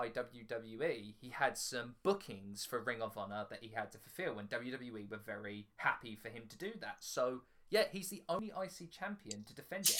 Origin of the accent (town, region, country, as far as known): United Kingdom